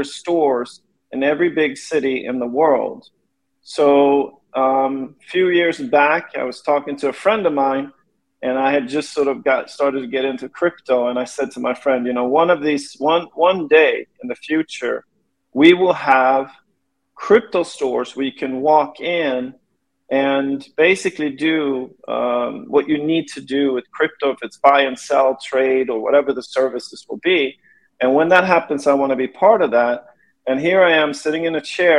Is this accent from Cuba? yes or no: no; Sweden; moved away as an adult; now in Los Angeles, United States; I was born in LA when I was a kid. My parents split up. I ended up growing up in Sweden with my mother, who was Swedish